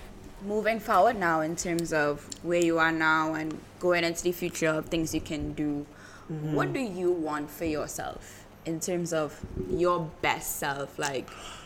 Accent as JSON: {"language": "English", "country": "Trinidad & Tobago", "said": "and I'm Trinidadian"}